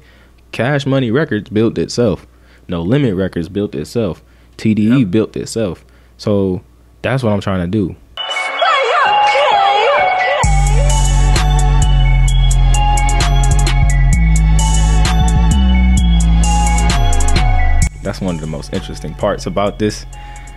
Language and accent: English; Toledo, Ohio, United States; I'm from Toledo, Ohio. Been here all my life